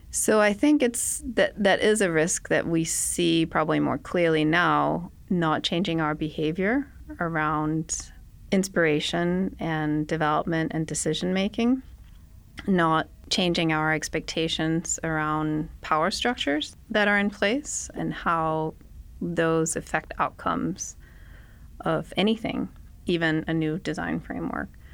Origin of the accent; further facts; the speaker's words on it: Denmark; moved away as an adult; now in United States; I'm from Denmark. I went to school in Denmark. My whole family is there.